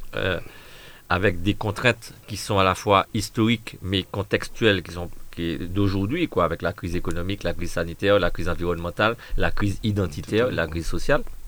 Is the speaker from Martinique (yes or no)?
yes; Martinique; nous sommes antillais, nous sommes martiniquais, nous sommes français, mais nous sommes surtout martiniquais